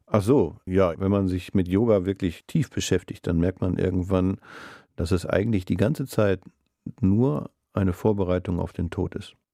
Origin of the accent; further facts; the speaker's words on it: Essen, North Rhine-Westphalia, Germany; moved away as an adult; now in Bremen, Germany; Ich bin in Essen groß geworden und bin da zur Schule gegangen